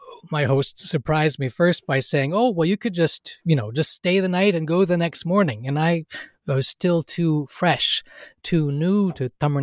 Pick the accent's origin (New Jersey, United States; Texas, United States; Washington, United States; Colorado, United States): Washington, United States; Seattle; born there; Well, I was born in Seattle, Washington, in the state of Washington, the United States.